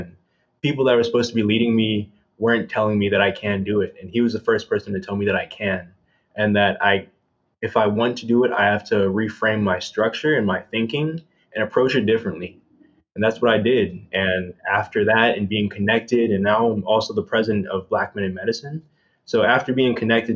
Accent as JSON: {"language": "English", "town": "Woodbridge", "region": "Virginia", "country": "United States", "said": "I'm from Northern Virginia, Woodbridge, Virginia, to be specific."}